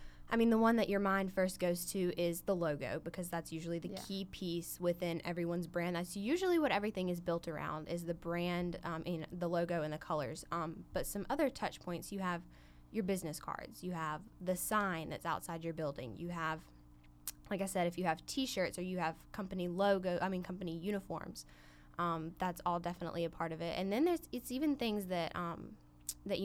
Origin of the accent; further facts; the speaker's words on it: Silver Hill, Alabama, United States; I am from Silver Hill, Alabama